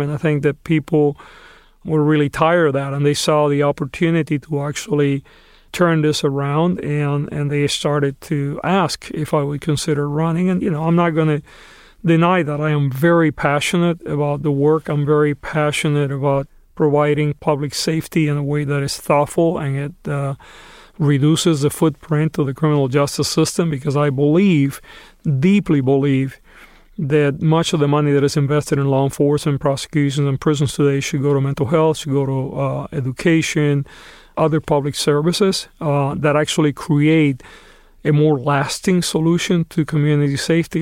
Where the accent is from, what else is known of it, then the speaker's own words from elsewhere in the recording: Los Angeles, California, United States; my hometown happens to be the largest incarcerator in the country